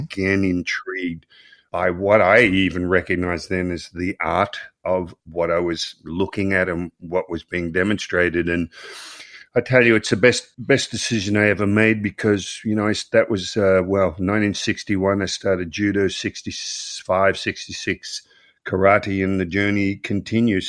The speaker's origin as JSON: {"language": "English", "town": "Melbourne", "region": "Victoria", "country": "Australia", "tie": "born or raised there", "said": "I grew up in Croydon, which is a suburb of Melbourne, Australia."}